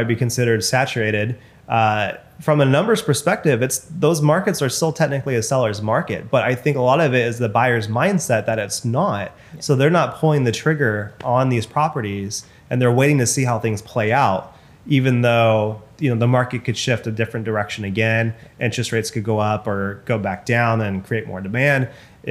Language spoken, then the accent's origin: English; Bakersfield, California, United States; moved away as an adult; also born or lived in Sacramento, California; now in Bay Area, United States; my hometown, for example, in Bakersfield